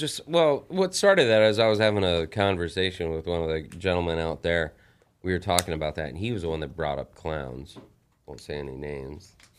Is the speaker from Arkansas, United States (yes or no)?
no; El Paso, Texas, United States; the town that I was born. I'm from El Paso, Texas